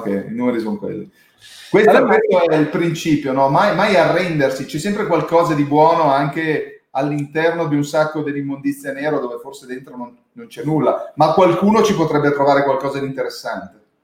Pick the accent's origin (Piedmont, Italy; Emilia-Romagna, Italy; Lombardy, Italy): Piedmont, Italy; Domodossola; essendo nato e cresciuto a Domodossola